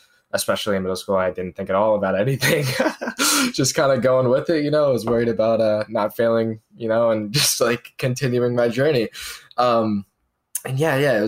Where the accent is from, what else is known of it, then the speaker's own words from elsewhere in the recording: near Charlotte, North Carolina, United States; I grew up in North Carolina. I guess most familiar to most people would be Charlotte, North Carolina, which is the city there that I was closest